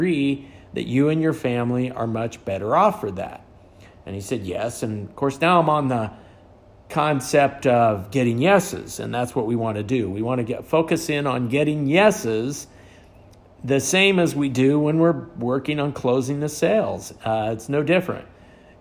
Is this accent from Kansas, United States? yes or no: yes; western Kansas, United States; born or raised there